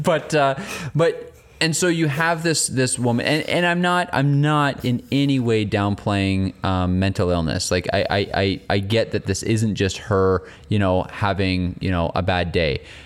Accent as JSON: {"language": "English", "region": "England", "country": "United Kingdom", "said": "I'm an English guy"}